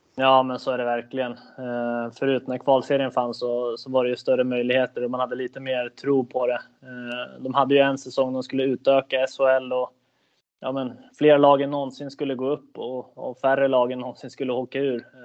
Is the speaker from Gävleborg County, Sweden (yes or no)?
no; Södertälje, Stockholm County, Sweden; moved away as an adult; now in Kalmar, Sweden; jag född och uppväxt i Södertälje